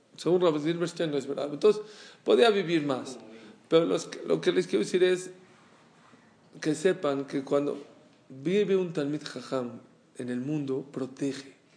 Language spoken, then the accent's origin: Spanish; Mexico; le dije que soy de México